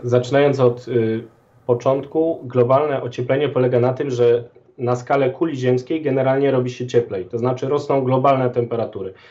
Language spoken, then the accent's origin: Polish; Galicia, Poland; jestem z Galicji